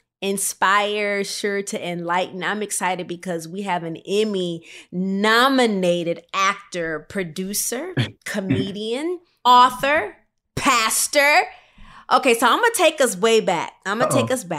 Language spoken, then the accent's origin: English; Rockford, Illinois, United States; moved away; I am from Rockford, Illinois